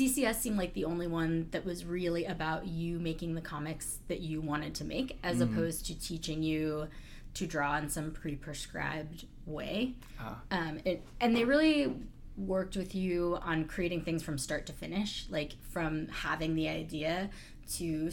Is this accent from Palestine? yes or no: no; Berkeley, California, United States; I grew up in Berkeley